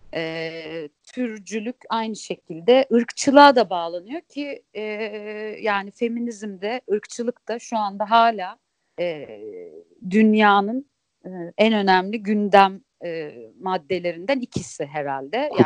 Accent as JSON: {"language": "Turkish", "region": "Sakarya", "country": "Turkey", "tie": "born or raised there", "said": "Sakarya'da büyüdüm"}